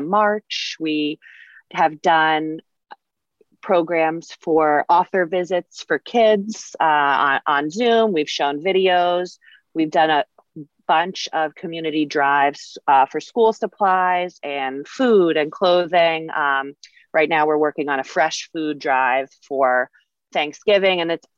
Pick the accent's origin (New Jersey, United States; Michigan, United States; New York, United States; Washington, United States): New York, United States; Northport; because I grew up in Northport and it's a great town and everybody's so nice